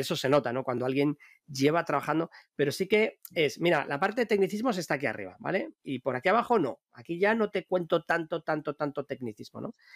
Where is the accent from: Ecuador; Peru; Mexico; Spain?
Spain; Madrid, Community of Madrid; now in Bilbao, Spain; Yo en mi propio barrio, donde yo nací en, Madrid, en un, barrio de, de, hortaleza, de obreros